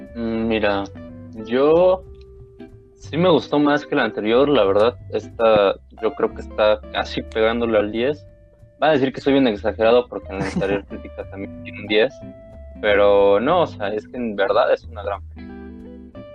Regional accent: Mexico; como mexicanos

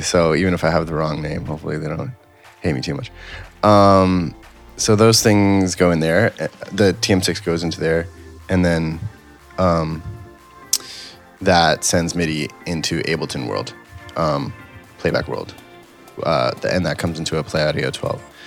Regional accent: New York, United States; I grew up in New York and, you know, in high school, I could go play in clubs and you know restaurants and stuff in the city

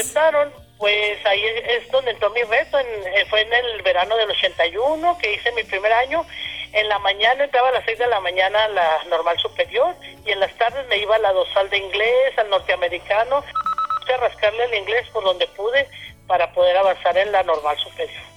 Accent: Madera, Chihuahua, Mexico; moved away; nací en Ciudad Madera, efectivamente, el 10 de abril del 60. Crecí en una familia pues, bastante numerosa

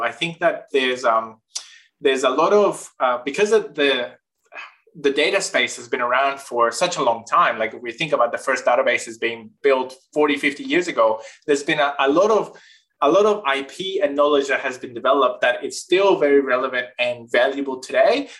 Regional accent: northern Chile, Chile; moved away as an adult; now in Australia; I grew up in Chile, in the north part of Chile, in the driest desert in the world

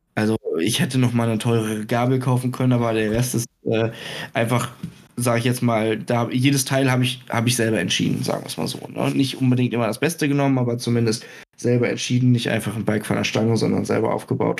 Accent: Germany; ich bin Deutscher

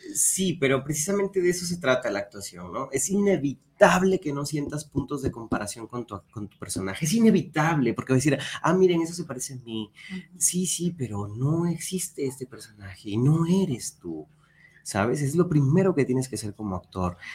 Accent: Peru; moved away as an adult; now in Guadalajara, Mexico; soy peruano de nacimiento, tengo aquí siete años

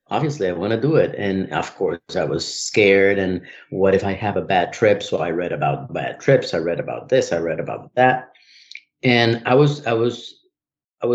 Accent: Colombia; now in United States; I'm from Colombia

